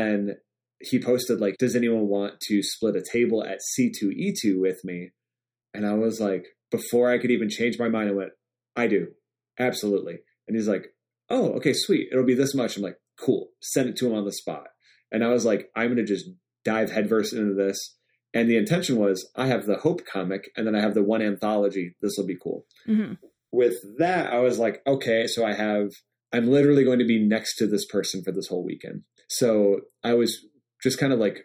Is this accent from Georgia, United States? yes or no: no; Michigan, United States; I'm from Michigan